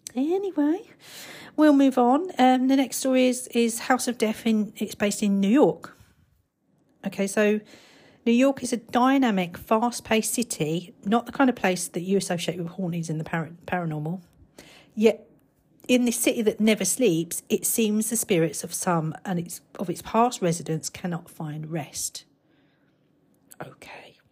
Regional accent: United Kingdom; I'm British and I'm not, uh, an American

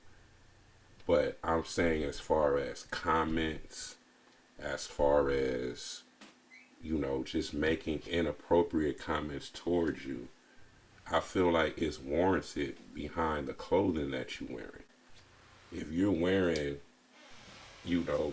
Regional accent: California, United States; I'm from California

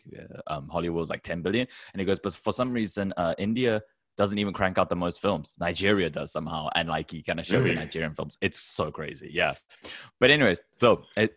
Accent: Taiwan; I come from Taiwan

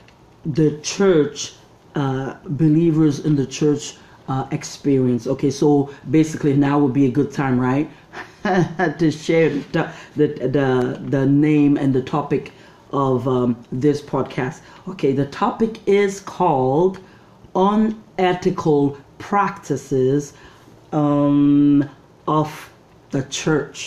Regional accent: Nigeria; moved away as an adult; also born or lived in Canada; now in Toronto, Canada; I grew up in Nigeria till I was 20, came to Canada, and lived here for another 20

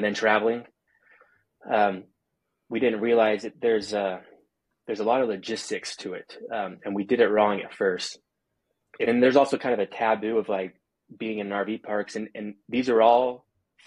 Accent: Provo, Utah, United States; now in St. George, United States; I born and raised in Provo and was living in Provo

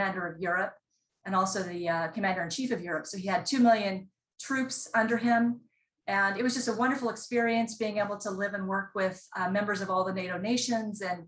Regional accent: Kansas, United States; I grew up in Kansas and on a farm in a rural area.

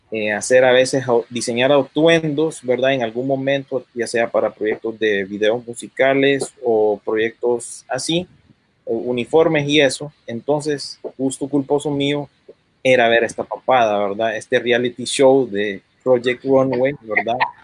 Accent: United States; yo vengo, habiendo crecido aquí en Estados Unidos

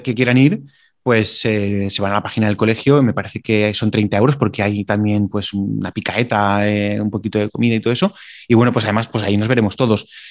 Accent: Valencian Community, Spain; somos de Valencia

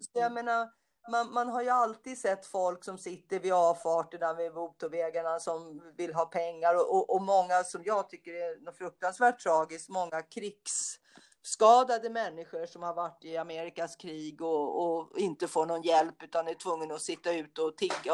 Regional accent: Stockholm, Stockholm County, Sweden; moved away as an adult; also born or lived in United States; jag är ju från Söder också och när jag växte upp och bodde på Söder när jag var liten

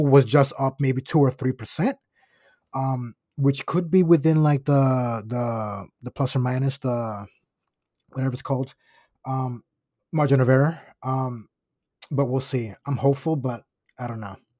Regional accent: Osceola County, Florida, United States; I grew up in Osceola County, Florida

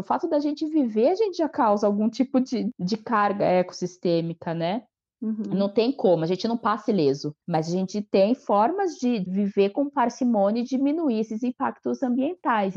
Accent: Atibaia, São Paulo, Brazil; moved away as an adult; also born or lived in Piracaia; now in Gonçalves, Brazil; Eu sou natural de, é, de Piracaia, nasci em Piracaia, mas eu, eu cresci e fui criada em, em Atibaia

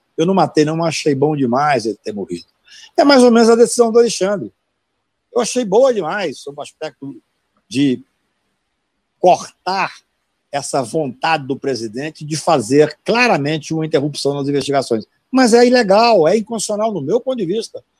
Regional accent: Patos de Minas, Minas Gerais, Brazil; eu sou do interior de Minas, de Patos de Minas

